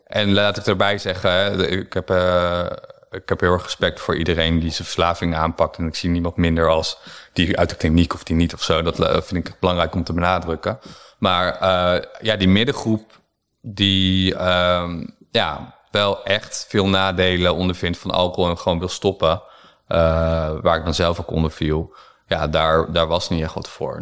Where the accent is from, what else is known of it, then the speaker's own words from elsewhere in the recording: Harderwijk, Gelderland, Netherlands; moved away; also born or lived in Amsterdam; ik kom uit Harderwijk. Eh, dat is een kleine stad op de Veluwe